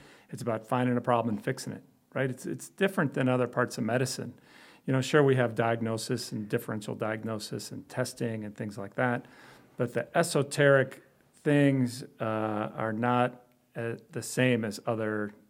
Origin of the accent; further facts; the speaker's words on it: Chicago, Illinois, United States; also born or lived in Belgium; I grew up in Chicago.